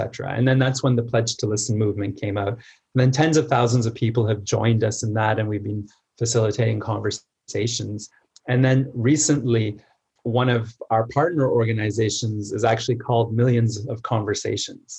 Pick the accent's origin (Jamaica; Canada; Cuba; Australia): Canada; I was born in Canada, I was spending the summers in Egypt.